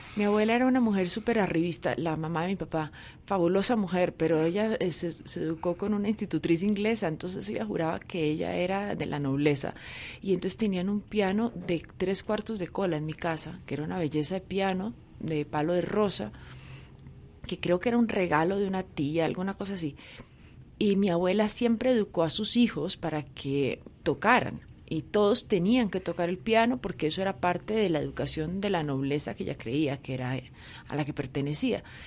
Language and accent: Spanish; Bogotá, Colombia; vivíamos en una casa de clase media, en Cedritos, mi papá trabajaba empleado de una, de una empresa de químicos y yo me crié con mi abuela